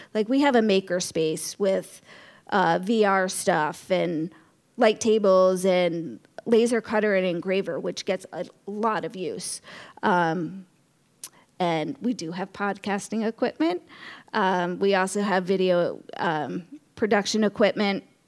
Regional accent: Norwalk, Connecticut, United States; moved away as an adult; also born or lived in Rhode Island; now in Westerly, United States; I grew up in Norwalk, Connecticut

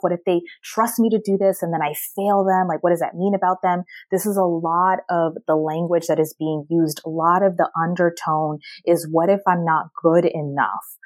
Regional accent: Maryland, United States; moved away as an adult; also born or lived in Washington, D.C.; now in Miami, United States; I was born and raised in Maryland and went to the University of Maryland.

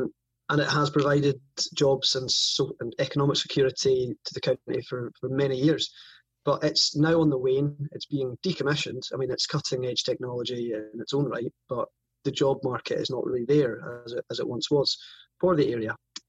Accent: Caithness, Scotland, United Kingdom; I was born and raised in Caithness, where I spent the majority of my life, really.

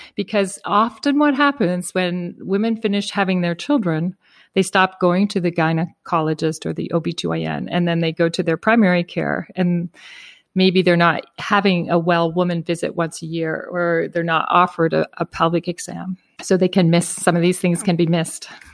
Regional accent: Prince Edward Island, Canada; I grew up in Prince Edward Island, Canada, uh, which is a pretty small rural area.

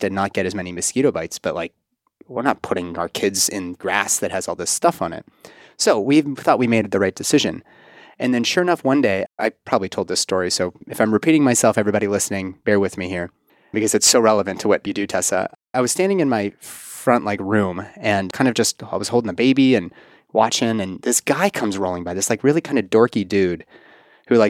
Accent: Pittsburgh, Pennsylvania, United States; now in Kentucky, United States; Pittsburgh, my hometown

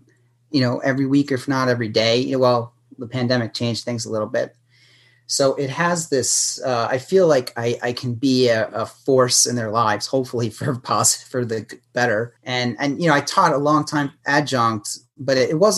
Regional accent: New York City, New York, United States; moved away; I'm from New York City.

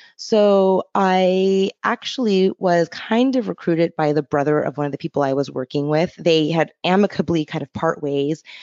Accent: Los Angeles, California, United States; moved away as an adult; also born or lived in Encinitas, California; now in Portland, United States; I'm from Los Angeles, California, and actually made my way here via San Diego

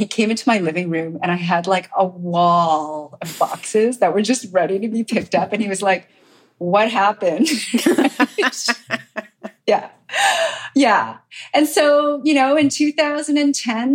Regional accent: Montreal, Quebec, Canada; I grew up in Montreal, as you said, and, you know, my parents were immigrants from Korea

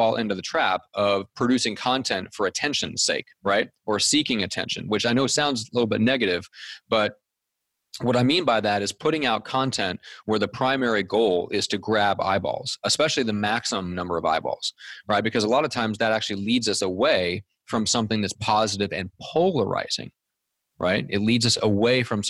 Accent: Omaha, Nebraska, United States; When I was growing up in Omaha, Nebraska

